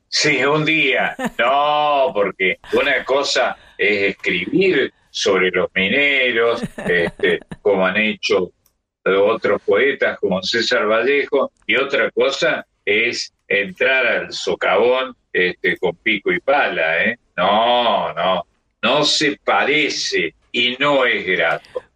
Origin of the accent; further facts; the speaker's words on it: Córdoba, Argentina; now in Buenos Aires, Argentina; en Córdoba, de donde yo soy oriundo